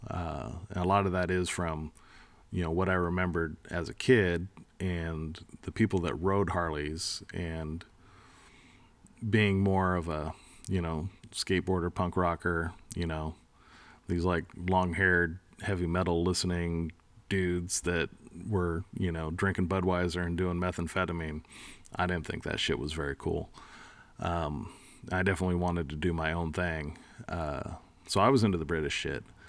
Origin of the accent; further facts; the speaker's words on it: East Bay, San Francisco Bay Area, California, United States; moved away; I grew up in the Bay Area, uh, the East Bay